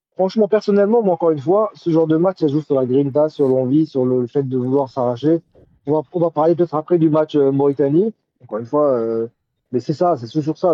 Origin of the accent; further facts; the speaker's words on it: Algeria; en tant qu'Algérien